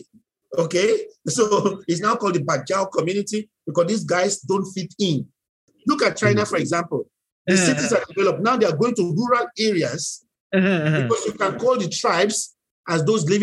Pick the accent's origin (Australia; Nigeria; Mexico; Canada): Nigeria; Lagos; moved away as an adult; now in Batangas, Philippines; I was born in Lagos